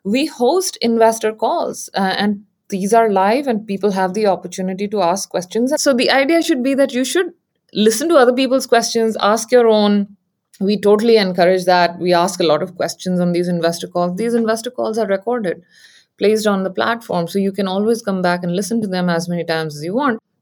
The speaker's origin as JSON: {"language": "English", "country": "India", "tie": "born or raised there", "moved": "as an adult", "lives_now": "San Francisco Bay Area, United States", "said": "I grew up in India and I came here for graduate studies"}